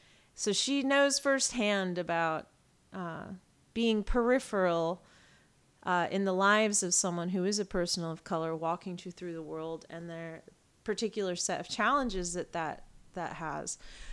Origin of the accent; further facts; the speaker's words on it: England, United Kingdom; born there; now in United States; I was born in England. I have a British passport, although I'm very American, I feel very British too